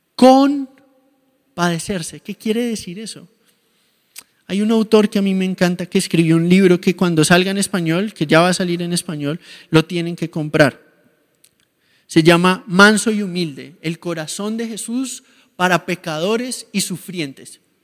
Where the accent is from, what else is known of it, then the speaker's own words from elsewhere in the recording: Colombia; mi país, en Colombia